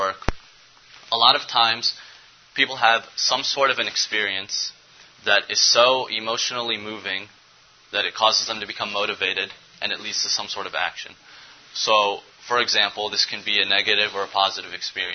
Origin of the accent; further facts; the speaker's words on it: Cleveland, Ohio, United States; I was born and raised here in Cleveland, Ohio